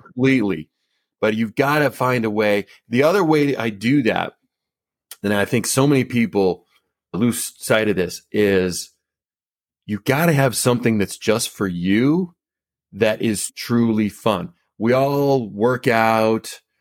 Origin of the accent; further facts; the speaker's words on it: Colorado, United States; moved back to my hometown of, in Colorado.